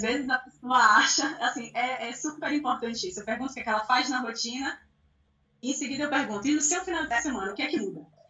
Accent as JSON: {"language": "Portuguese", "town": "Salvador", "region": "Bahia", "country": "Brazil", "said": "Eu sou de Salvador também"}